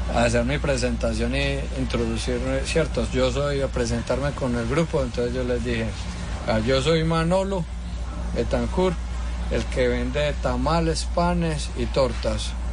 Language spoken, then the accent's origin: Spanish; Colombia; moved away as an adult; also born or lived in Miami / Tennessee; now in United States